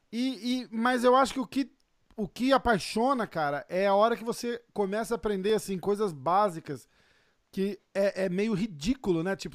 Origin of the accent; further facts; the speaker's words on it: Brazil; a gente é do Brasil